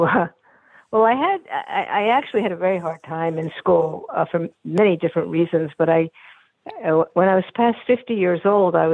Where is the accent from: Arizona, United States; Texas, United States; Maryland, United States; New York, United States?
New York, United States; New York City; I was born in New York Hospital, and I grew up on East 23rd Street between 2nd and 3rd Avenues.